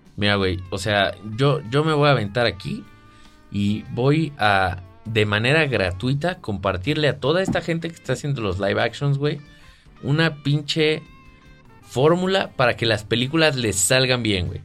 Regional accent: Mexico; yo soy mexicano

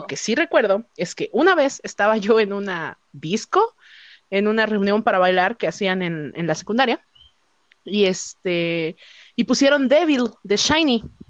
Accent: Mexico; soy mexicana, tengo 25 años

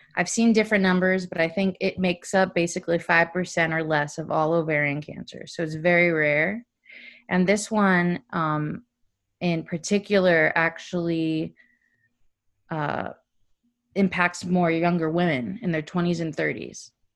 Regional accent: South Florida, United States; also born or lived in Orlando; I grew up in South Florida

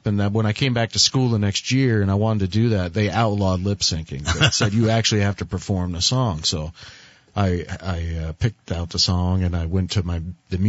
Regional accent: Barre, Vermont, United States; also born or lived in Berlin, Vermont / Fairlee, Vermont / East Corinth, Vermont; I went to kindergarten through eighth grade at Barrytown

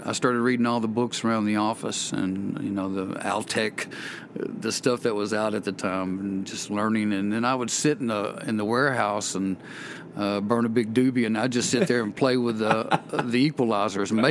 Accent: Tullahoma, Tennessee, United States; also born or lived in Knoxville, Tennessee; I'm from Tullahoma, Tennessee

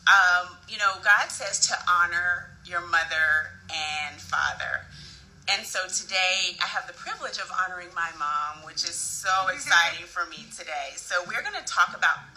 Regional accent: Santa Barbara, California, United States; moved away; I grew up in Santa Barbara, California, and so I am here back in my old stomping ground

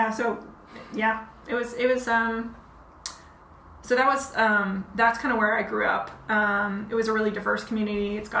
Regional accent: Stockton, California, United States; I am from this town in the Central Valley called Stockton, California.

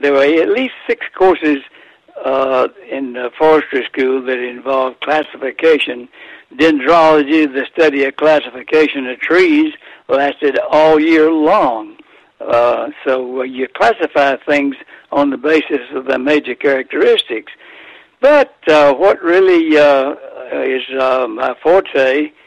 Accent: Athens, Georgia, United States; I grew up in Athens, Georgia

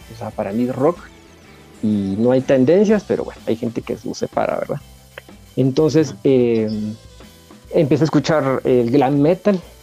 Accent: Guatemala; en mi país

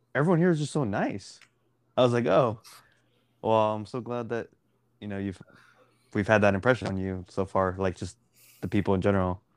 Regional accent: Dallas, Texas, United States; I'm I'm from Dallas

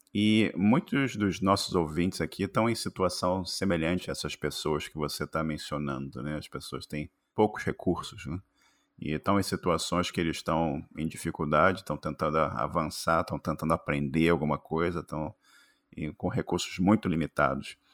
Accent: Rio de Janeiro, Brazil; accent: carioca; now in United States; meu sotaque de carioca

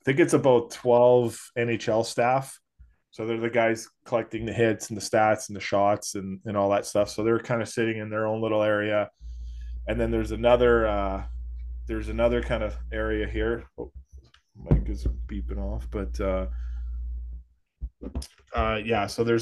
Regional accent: Edmonton, Alberta, Canada; I'm from Edmonton.

